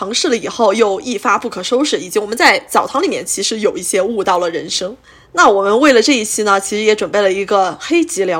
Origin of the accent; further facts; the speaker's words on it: southern China, China; now in Kunming, China; 我现在在昆明啊。哦，我跟大家说啊，我作为一个南方人